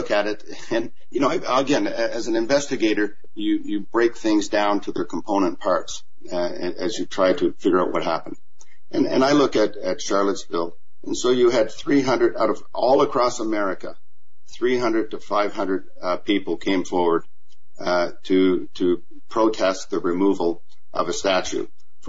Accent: Canada; also born or lived in Germany; And I say that as a Canadian. You know, as I grew up, I grew up on military bases. And when I was very sick as a young boy on a Canadian base in Germany

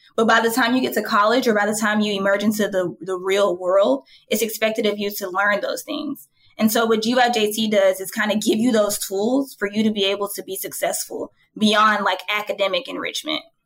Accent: Atlanta, Georgia, United States; I was born and raised in Atlanta.

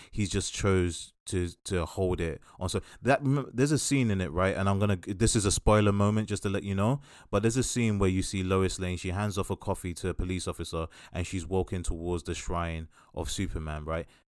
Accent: United Kingdom; we are British

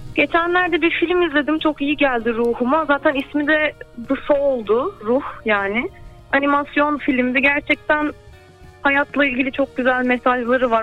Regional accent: Istanbul, Turkey; İstanbul'da doğdum 94 yılında.

